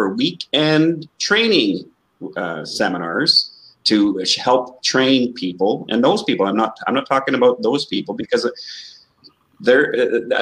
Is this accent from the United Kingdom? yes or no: no; Canada; Canadians, we always say A all